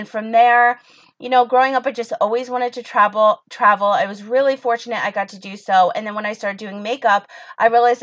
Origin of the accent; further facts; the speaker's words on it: United States; I'm American